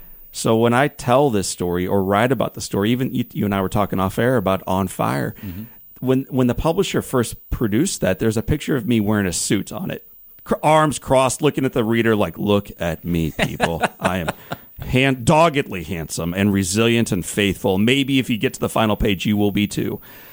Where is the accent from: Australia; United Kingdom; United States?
United States; De Pere, Missouri; I'm a nine-year-old kid growing up in DePere, Missouri.